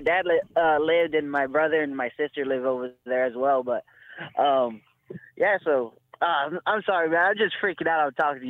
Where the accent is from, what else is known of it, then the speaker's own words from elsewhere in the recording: Eugene, Oregon, United States; so I grew up here in Eugene, Oregon with my two aunts.